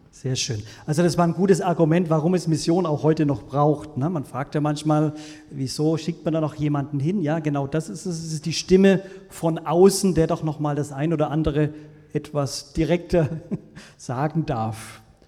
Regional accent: Franconia, Bavaria, Germany; ich komme aus Franken

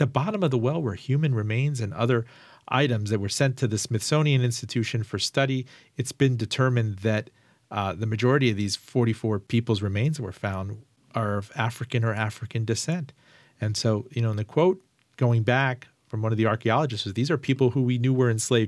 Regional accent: Iran; I mean, I'm from Iran, and I talked to my dad about his dad

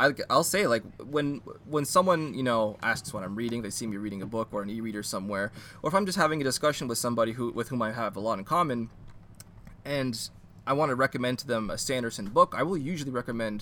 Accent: Canada; As a Canadian who grew up, you know, kind of immersed in a lot of the French language and culture

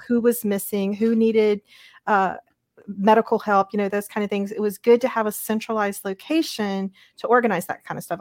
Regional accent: Louisiana, United States; moved away as an adult; I'm a Louisiana girl, I grew up in Louisiana and stayed there all the way from my birth all the way through after grad school at L S U in Baton Rouge

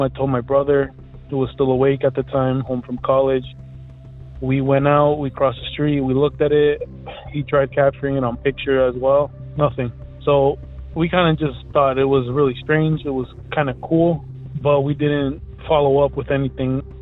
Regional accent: Elizabeth, New Jersey, United States; I'm from Elizabeth, New Jersey.

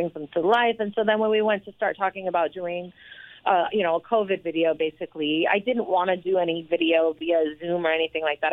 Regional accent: New York, United States; I'm home, and I'm a New Yorker

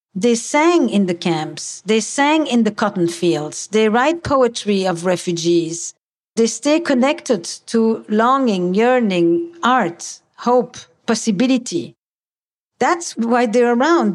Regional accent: Antwerp, Flanders, Belgium; I come from Antwerp.

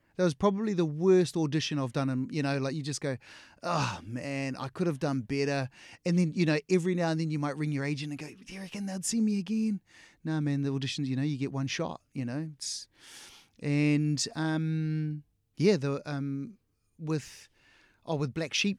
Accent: New Zealand; we grew up here in New Zealand

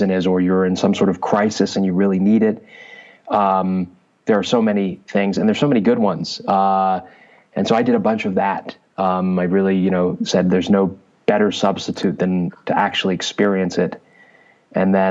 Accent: Southern California, United States; also born or lived in London, England; I was born in London, England. I came to the U.S., Southern California, when I was 8

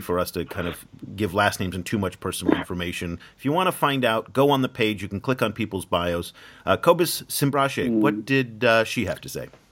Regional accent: United States; as an American

